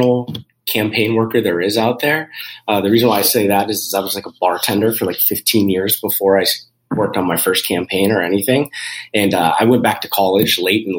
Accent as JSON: {"language": "English", "town": "Erie", "region": "Pennsylvania", "country": "United States", "tie": "born or raised there", "said": "I am born and raised in Erie"}